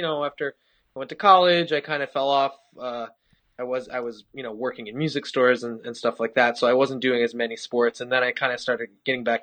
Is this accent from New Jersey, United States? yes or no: yes; suburban New Jersey, United States; I grew up in suburban New Jersey